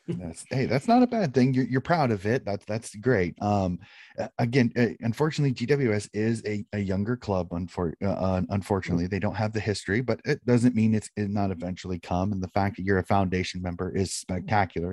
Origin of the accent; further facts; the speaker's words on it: United States; being an American